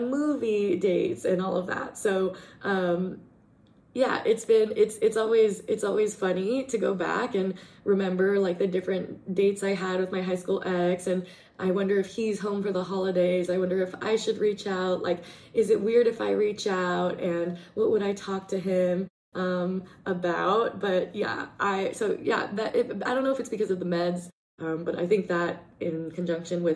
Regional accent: Portland, Oregon, United States; moved away; growing up in Portland, it was a lot of, well, I was working a lot

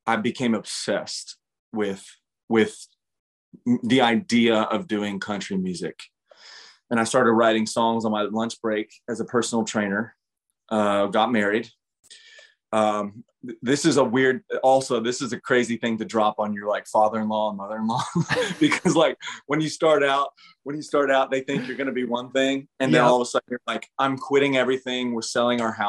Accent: Midwest, United States; now in Nashville, United States; Growing up in the Midwest

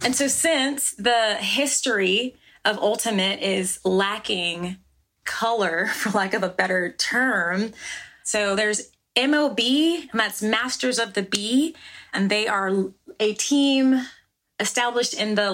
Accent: New Jersey, United States; I was born in Jersey

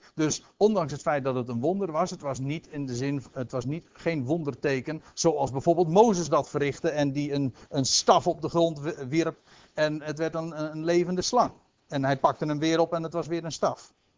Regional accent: Aalsmeer, North Holland, Netherlands; ik zelf uit Aalsmeer afkomstig ben. In de jaren dat ik zeg maar zelf nog jong was

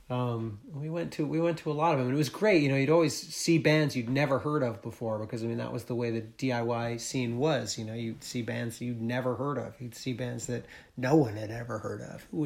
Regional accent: New England, United States; growing up in New England, like there wasn't much of a punk scene uh, where I where I lived.

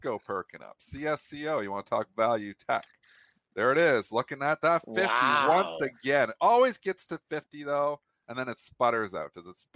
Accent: Canada; I'm Canadian

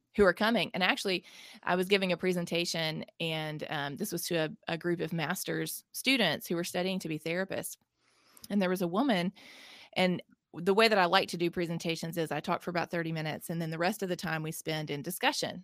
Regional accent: Mississippi, United States; I'm from Mississippi, born and raised here, I've lived here my whole life

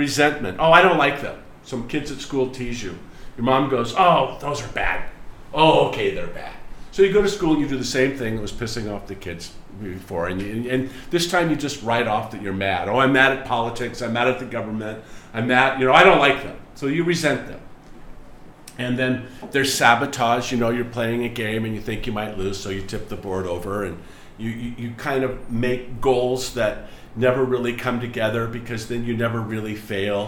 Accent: United States; the way that I was raised in America

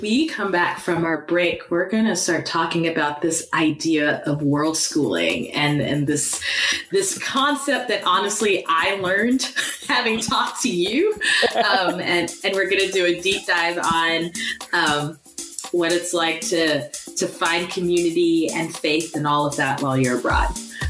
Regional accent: United States; and we are both American

